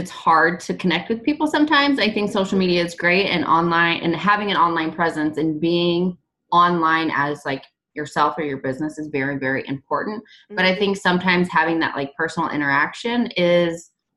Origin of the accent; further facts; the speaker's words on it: Illinois, United States; now in Kansas City, United States; I live currently in Kansas City. I am from Illinois and I'm moving back to Illinois soon